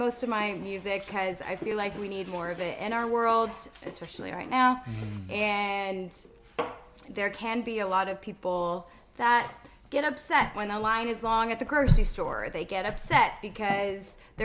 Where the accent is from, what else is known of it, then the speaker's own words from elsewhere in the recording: Texas, United States; now in Nashville, United States; I am from Texas